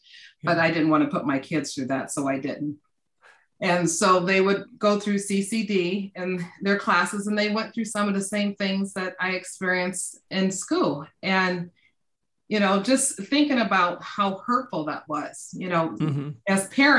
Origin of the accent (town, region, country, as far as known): Omaha, Nebraska, United States; born or raised there